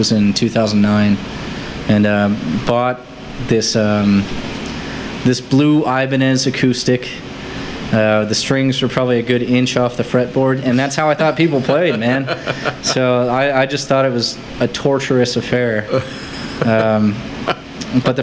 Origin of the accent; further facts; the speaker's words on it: Massachusetts, United States; moved away; I grew up in Massachusetts, and I was somewhat of a homebody